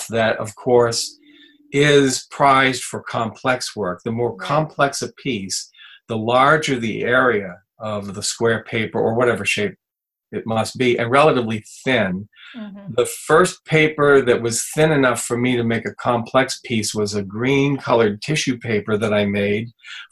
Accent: Fitchburg, Massachusetts, United States; also born or lived in the Berkshires; living at my hometown in Fitchburg, which, by the way, is a paper mill town, or was

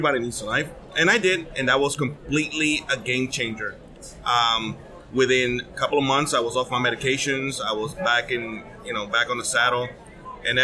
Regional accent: Puerto Rico; now in North Carolina, United States; I'm from North Carolina, originally from Puerto Rico

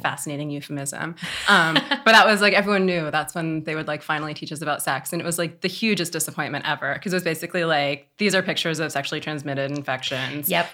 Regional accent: Oakland, California, United States; I grew up here in Oakland, California, born and raised

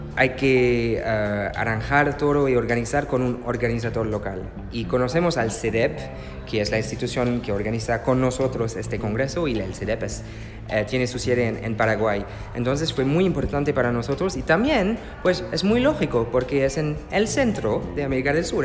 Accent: France; Spanish is a second language; also born or lived in Germany; oui, oui, je suis français Soy francés y alemán.

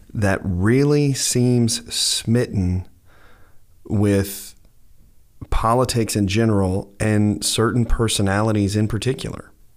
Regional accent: United States; I'm an American citizen

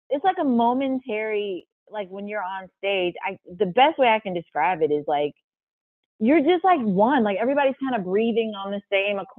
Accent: St. Louis, Missouri, United States; I'm from St. Louis

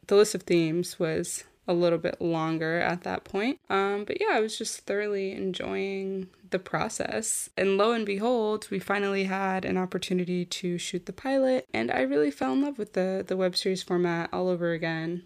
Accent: United States; moved away as an adult; also born or lived in New York / Florida; now in Paris, France; originally from New York and Florida

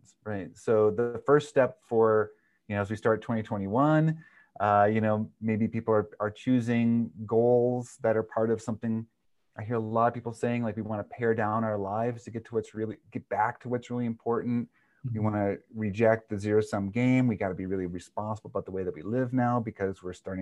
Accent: the North Star State, Minnesota, United States; I'm from the North Star state

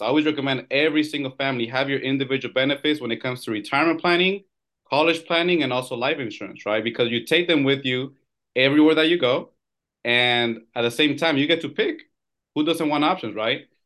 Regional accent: California, United States; I'm born and raised here in California.

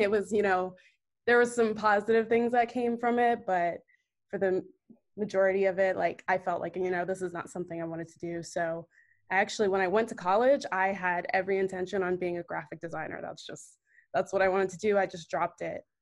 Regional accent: Northern Virginia, United States; moved away as an adult; also born or lived in New York; now in Atlanta, United States; I'm originally from Northern Virginia

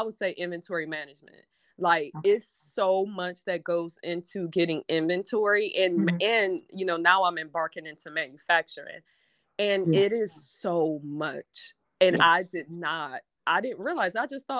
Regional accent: Detroit, Michigan, United States; I'm from Detroit, like city proper.

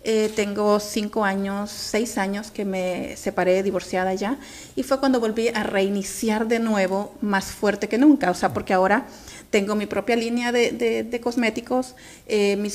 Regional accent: Honduras; now in Bell, United States

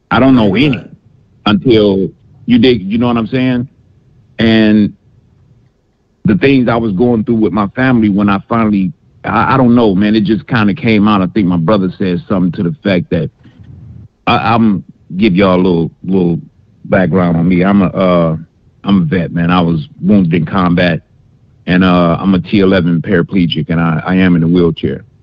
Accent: Detroit, Michigan, United States; I'm calling from Alabama, but I'm at, uh, born and raised in D in Detroit. That's why it's 313. I'm, but I live in Alabama now.

